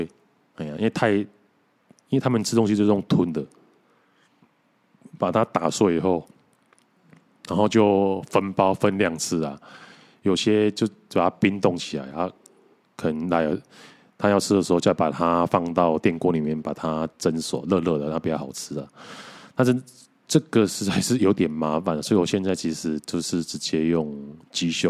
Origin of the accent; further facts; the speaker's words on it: Mituo, Kaohsiung, Taiwan; 所所以想说要要把他送回我老家的弥陀啊